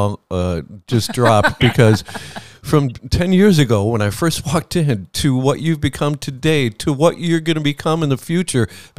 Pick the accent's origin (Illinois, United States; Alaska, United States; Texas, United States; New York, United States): Illinois, United States; Chicago; now in Palm Beach County, United States; I grew up in Chicago